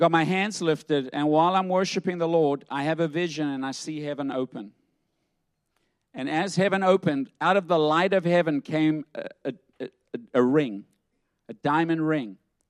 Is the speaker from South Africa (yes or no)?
yes; South Africa; And I had a thicker accent. You know, I'm from South Africa. That's gone too. It's watered down, yes. Yeah, it's blended.